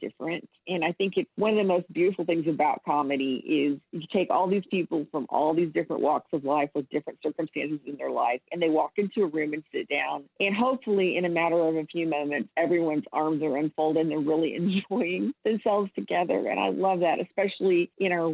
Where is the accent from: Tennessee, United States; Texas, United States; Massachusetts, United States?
Texas, United States; Central; I'm from Central Texas. The town I grew up in had 2,000 people